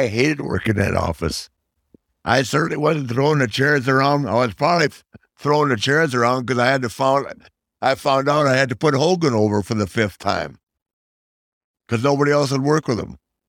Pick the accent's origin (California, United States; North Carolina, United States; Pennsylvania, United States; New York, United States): North Carolina, United States; Charlotte; my hometown of Charlotte?